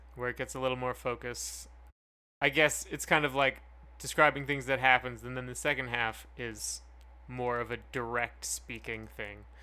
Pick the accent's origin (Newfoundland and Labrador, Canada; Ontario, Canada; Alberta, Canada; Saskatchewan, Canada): Alberta, Canada; Calgary; where we grew up in Calgary